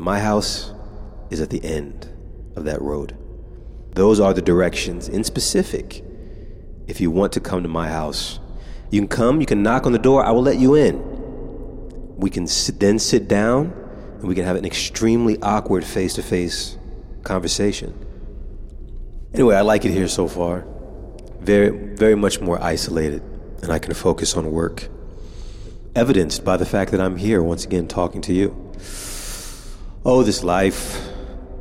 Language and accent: English; United States; now in Japan; I'm an American